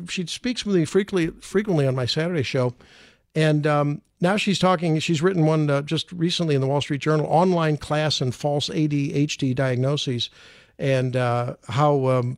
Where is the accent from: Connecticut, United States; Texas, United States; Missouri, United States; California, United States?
Missouri, United States; St. Louis; I'm an OBGYN, and born, raised in St. Louis, and went to UMSL for undergrad. To say, since I'm from St. Louis, where I went to high school, right?